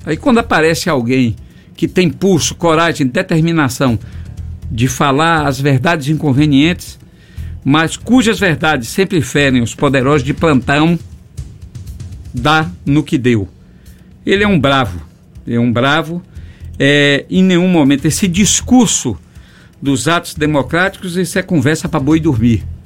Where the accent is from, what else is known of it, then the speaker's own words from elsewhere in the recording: far south of Bahia, Brazil; also born or lived in Teixeira de Freitas; o extremo sul do estado, de onde eu venho